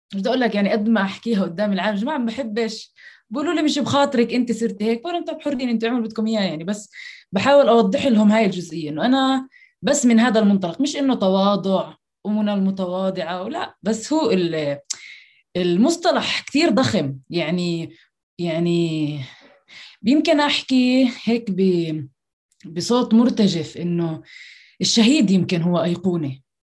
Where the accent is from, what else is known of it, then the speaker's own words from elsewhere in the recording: Jerusalem, Palestine; من القدس وتحديدا حي الشيخ جراح